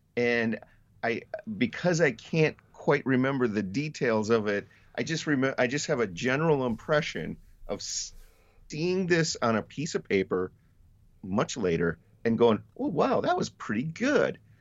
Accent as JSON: {"language": "English", "town": "Colby", "region": "Wisconsin", "country": "United States", "tie": "born or raised there", "moved": "yes", "lives_now": "Wausau, United States", "said": "I grew up in Colby, which is not too far from here"}